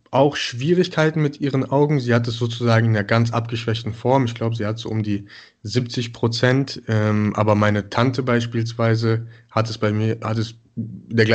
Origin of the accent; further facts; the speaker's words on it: Mönchengladbach, North Rhine-Westphalia, Germany; born there; now in Cologne, Germany; wohne jetzt seit ja, mittlerweile fünf Jahren in Köln bin äh, gebürtig aus Mönchengladbach